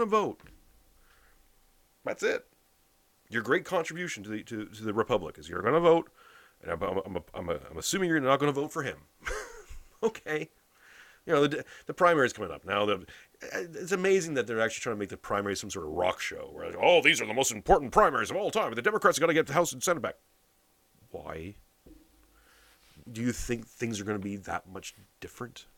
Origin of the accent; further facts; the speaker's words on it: Canada; I'm a Canadian